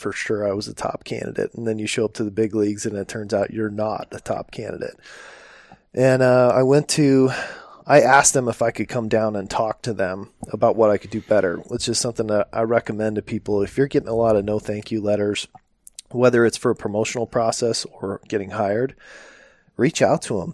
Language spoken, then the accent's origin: English; Phoenix, Arizona, United States; I remember doing ride-alongs as a little kid in, in Phoenix